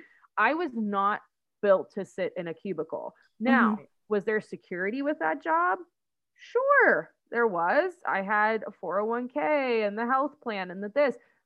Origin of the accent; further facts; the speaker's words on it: Pittsburgh, Pennsylvania, United States; We're from Pittsburgh, so we just say yins all the time